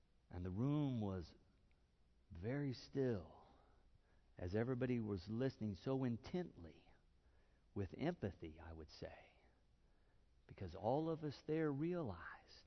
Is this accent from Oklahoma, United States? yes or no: yes; Okmulgee, Oklahoma, United States; I'd come back to my hometown, Okmulgee